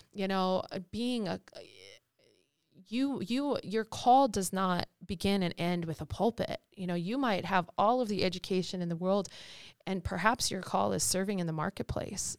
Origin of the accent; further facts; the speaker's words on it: United States; as American Christians